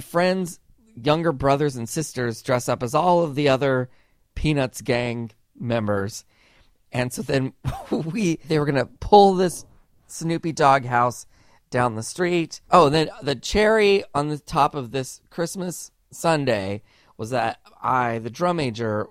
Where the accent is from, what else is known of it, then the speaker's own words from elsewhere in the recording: Camarillo, California, United States; the town where I grew up in Camarillo